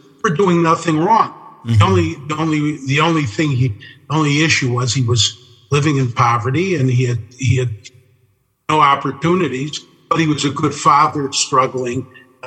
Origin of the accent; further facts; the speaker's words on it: Chicago, Illinois, United States; growing up in Chicago